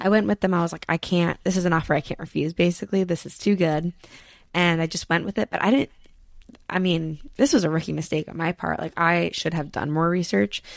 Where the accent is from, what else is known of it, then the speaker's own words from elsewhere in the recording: New Jersey, United States; also born or lived in Pennsylvania; I'm literally from New Jersey